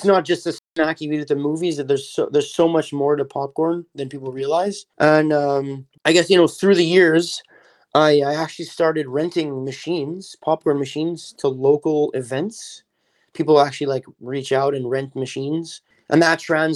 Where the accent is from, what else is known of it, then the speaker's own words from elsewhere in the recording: Montreal, Quebec, Canada; So I grew up in Montreal. I actually still live here in Montreal, Canada